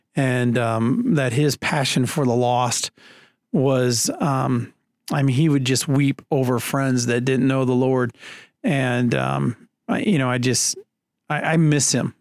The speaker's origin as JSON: {"language": "English", "town": "Leo", "region": "Indiana", "country": "United States", "also_born_or_lived": "South Carolina", "said": "I'm from Leo, Indiana, which is just north of Fort Wayne"}